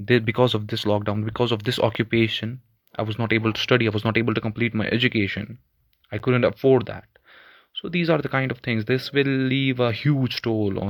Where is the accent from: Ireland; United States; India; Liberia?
India; Jammu and Kashmir; I'm a student from Kashmir